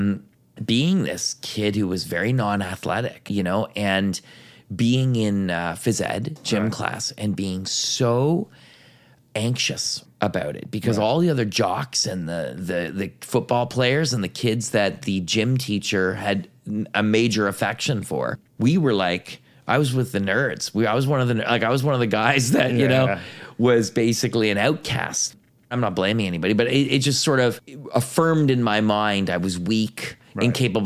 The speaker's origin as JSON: {"language": "English", "area": "Ottawa Valley, near Carp, West Carleton", "region": "Ontario", "country": "Canada", "tie": "born or raised there", "said": "I grew up in the Ottawa Valley"}